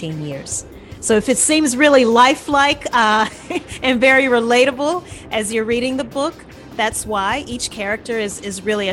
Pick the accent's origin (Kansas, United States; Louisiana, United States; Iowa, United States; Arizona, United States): Louisiana, United States; moved away as an adult; also born or lived in New Orleans; now in Atlanta, United States; I'm from Louisiana originally